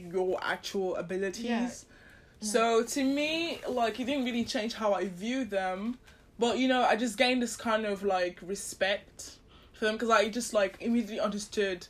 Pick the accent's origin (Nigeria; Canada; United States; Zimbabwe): Nigeria; I grew up in Nigeria